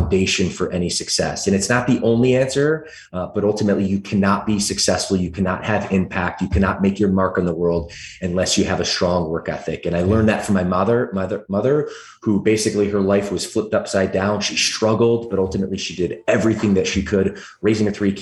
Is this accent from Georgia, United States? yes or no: yes; Atlanta, Georgia, United States; accent: thick southern drawl; also born or lived in Michigan; now in California, United States; originally, I'm actually from the deep south of Atlanta, Georgia. When I was a little guy, I used to talk with a thick southern drawl